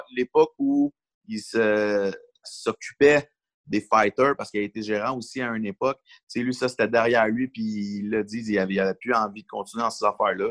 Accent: Longueuil, Quebec, Canada; Je suis né à Longueuil, j'ai grandi à Longueuil

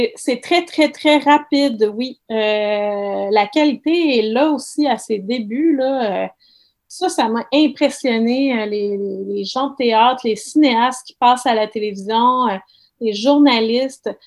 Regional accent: Saguenay, Quebec, Canada; je suis originaire du Saguenay

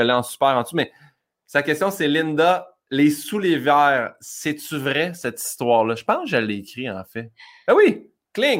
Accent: Saint-Hyacinthe, Quebec, Canada; on est de Saint-Hyacinthe

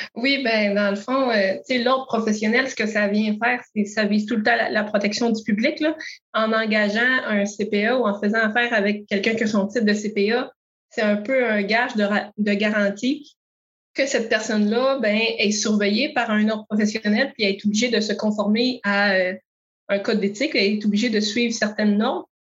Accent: Montérégie, Quebec, Canada; moved away as an adult; also born or lived in Matane / Rimouski; je suis native de la Montérégie, mais différents projets personnels m'ont fait adopter l'Est du Québec

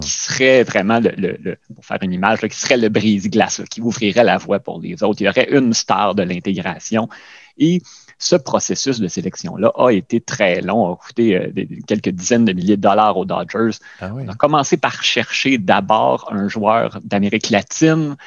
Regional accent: Quebec, Canada; nous, peut-être encore plus en tant que Québécois

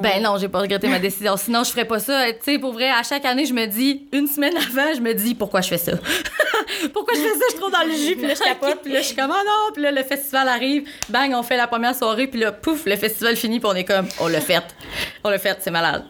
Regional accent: Rouyn-Noranda, Quebec, Canada; je viens de Rouen, fait que le FME, ça fait partie de chaque année dans ma vie depuis que je suis toute petite

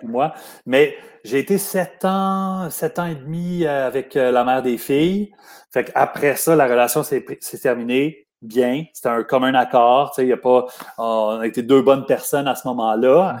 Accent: Montreal, Quebec, Canada; also born or lived in Lachenaie; je suis né à Montréal, puis après ça, pour mon adolescence, on est déménagé euh, en banlieue. On est allé à Lachenay.

